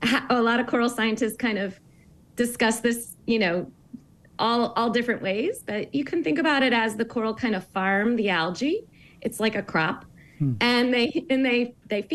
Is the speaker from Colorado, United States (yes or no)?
no; St. Louis, Missouri, United States; I grew up really landlocked in Missouri and St. Louis